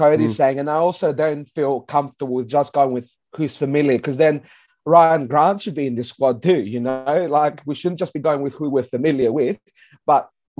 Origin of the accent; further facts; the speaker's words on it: Adelaide, South Australia, Australia; We're South Australian, we're from Adelaide.